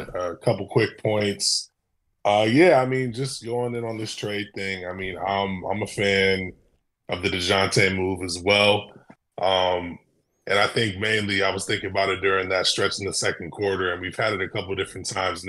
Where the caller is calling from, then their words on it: Michigan, United States; from Michigan.